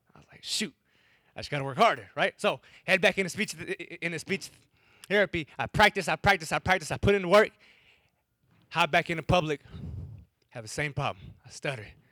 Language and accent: English; Wisconsin, United States; first language English; I'm from Wisconsin